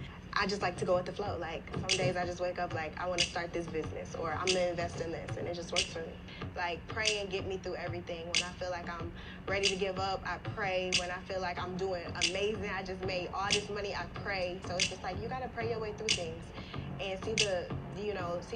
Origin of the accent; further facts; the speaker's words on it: Savannah, Georgia, United States; I am from Savannah, Georgia. I'm 23 years old.